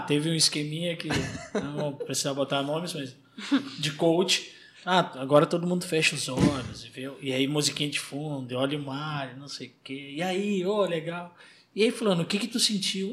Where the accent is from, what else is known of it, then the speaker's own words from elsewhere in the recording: Porto Alegre, Rio Grande do Sul, Brazil; eu sou gaúcho de Porto Alegre